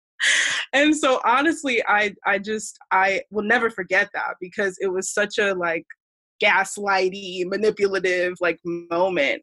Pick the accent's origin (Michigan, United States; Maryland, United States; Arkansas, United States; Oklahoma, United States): Maryland, United States; Columbia; I was born in the States uh, grew up in Columbia, Maryland